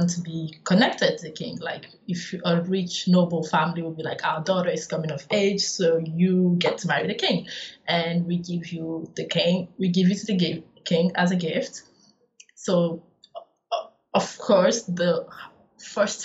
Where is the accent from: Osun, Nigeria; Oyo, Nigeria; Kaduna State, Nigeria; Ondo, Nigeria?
Oyo, Nigeria; Ibadan; moved away as an adult; also born or lived in northern Nigeria; I come from Ibadan